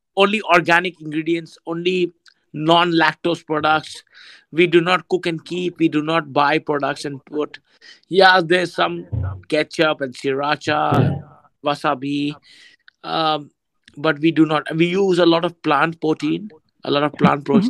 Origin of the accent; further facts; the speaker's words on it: India; moved away as an adult; now in Thailand; as an Indian